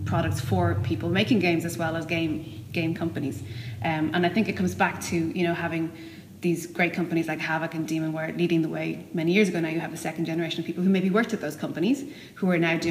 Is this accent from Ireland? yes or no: yes; Dublin, Ireland; I went to Ballyfermot.